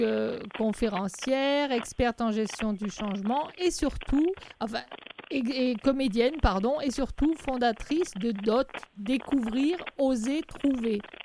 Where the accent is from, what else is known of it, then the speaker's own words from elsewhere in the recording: France; je suis française et moi, l'anglais, euh, n'est, est loin d'être ma langue maternelle